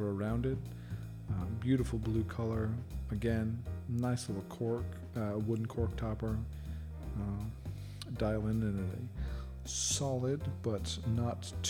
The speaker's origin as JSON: {"language": "English", "region": "England", "country": "United Kingdom", "said": "I'm English"}